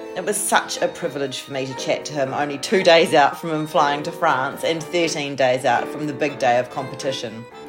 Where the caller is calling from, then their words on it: Melbourne, Victoria, Australia; So I'm calling from Melbourne